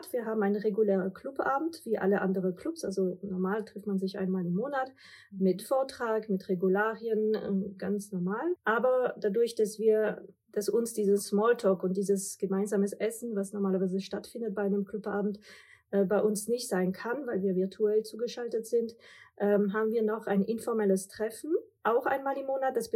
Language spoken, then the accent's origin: German; France; now in Germany; Ich bin Französin, Mutter von zwei Kindern, Unternehmerin und Investorin.